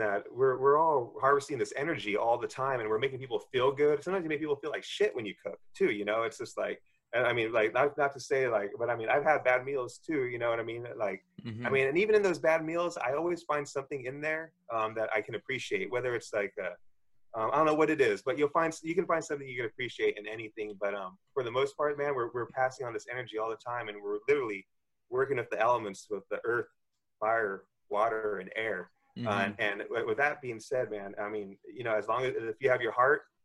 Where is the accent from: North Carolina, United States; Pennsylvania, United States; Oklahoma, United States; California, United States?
California, United States; Southern; first language English; now in San Francisco, United States; growing up in Southern California and moving up to San Francisco, always been a Californian